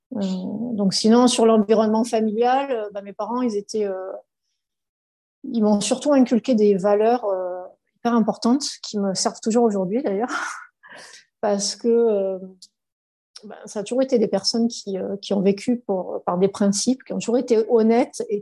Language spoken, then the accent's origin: French; Var, Provence-Alpes-Côte d'Azur, France; du Var